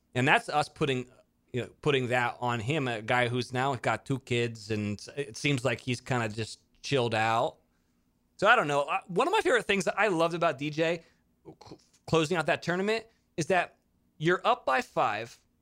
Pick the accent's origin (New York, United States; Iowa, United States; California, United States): California, United States; Monterey; I grew up in Monterey